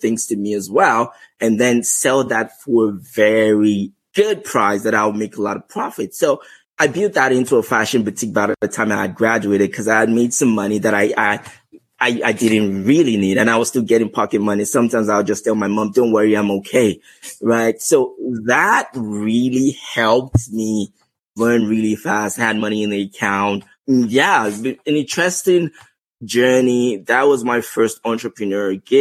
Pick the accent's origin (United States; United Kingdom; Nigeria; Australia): Nigeria; Lagos; moved away as an adult; also born or lived in Ogun State, Nigeria; now in Canada; growing up in Lagos